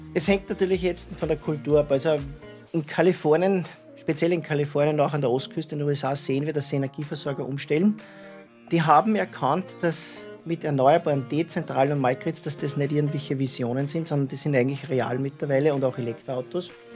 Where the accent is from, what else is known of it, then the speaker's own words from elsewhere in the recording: Yspertal, Lower Austria, Austria; moved away as an adult; also born or lived in California; ich bin in Ispertal geboren. Ja. Bin jetzt wohnhaft in Hof am Brill